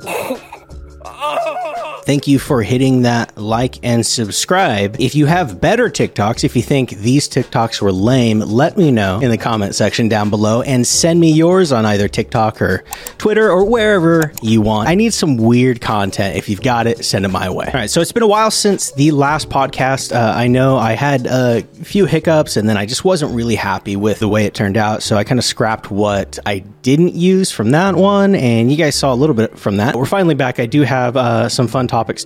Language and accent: English; United States; I'm an American